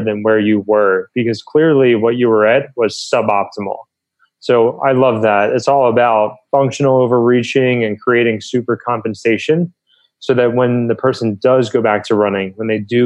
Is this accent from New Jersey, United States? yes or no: yes; New Jersey, United States; moved away as an adult; also born or lived in Pennsylvania / Southern California; I grew up on the East Coast in New Jersey.